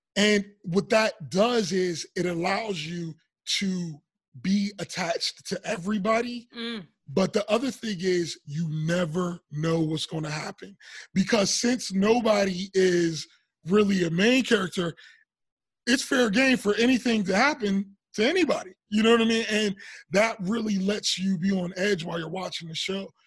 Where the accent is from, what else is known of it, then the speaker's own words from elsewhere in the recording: Pittsburgh, Pennsylvania, United States; moved away as an adult; we grew up in Pittsburgh